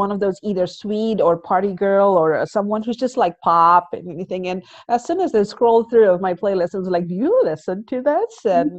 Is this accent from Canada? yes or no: no; Indonesia; moved away as an adult; now in South Korea; Growing up in Indonesia, I grew up in Indonesia, and my background was slightly different than most of Indonesians. My father was Indian, and my mother was half Chinese, half Indonesian.